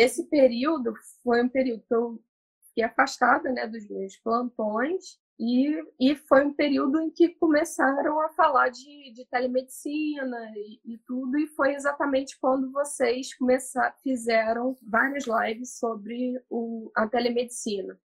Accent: Valença, Rio de Janeiro, Brazil; moved away as an adult; now in Rio de Janeiro, Brazil; me formei em Valença, minha cidade natal, cidade que eu tenho muito orgulho de. Eu brinco que eu sou nascida, criada e estudada lá

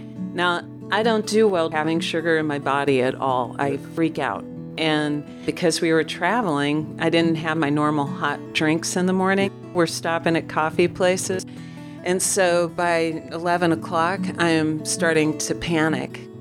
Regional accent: Omaha, Nebraska, United States; I was raised in Omaha, Nebraska.

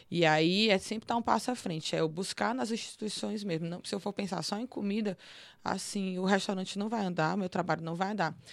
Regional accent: Northeast Region, Brazil; Eu não posso falar sobre racismo, eu sou mulher branca, eu sou nordestina, eu só posso falar como eu recebo a xenofobia

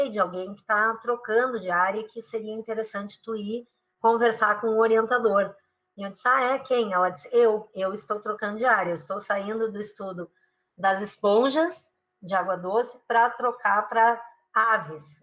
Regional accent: Rio Grande do Sul, Brazil; moved away; also born or lived in São Paulo / Rio de Janeiro; eu fui testando várias latitudes, porque eu saí do Rio Grande do Sul, fui para São Paulo, fui para o Rio de Janeiro

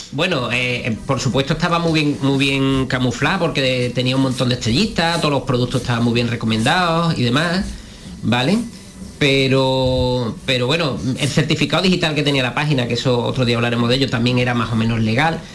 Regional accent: Andalusia, Spain; accent: Andalusian

